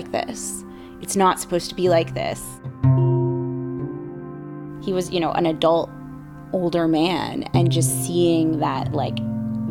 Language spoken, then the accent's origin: English; Bay Area, California, United States; growing up in the Bay Area